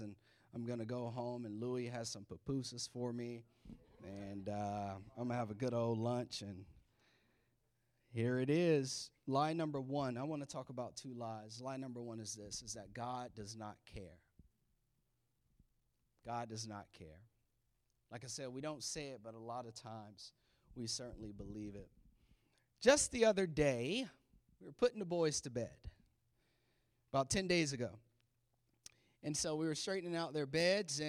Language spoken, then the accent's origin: English; the South, United States; now in Maryland, United States; I'm from the South